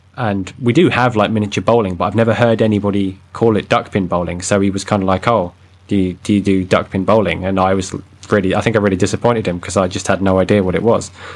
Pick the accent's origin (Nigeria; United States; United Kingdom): United Kingdom; I'm a British cliche